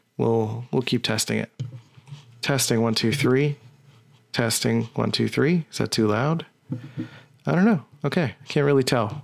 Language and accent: English; Philadelphia, Pennsylvania, United States; I'm from Philly